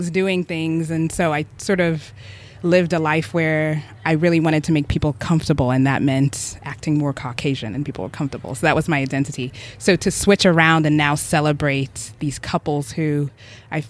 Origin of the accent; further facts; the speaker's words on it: Birmingham, Alabama, United States; also born or lived in Uganda; I was born in Uganda, moved to Birmingham, Alabama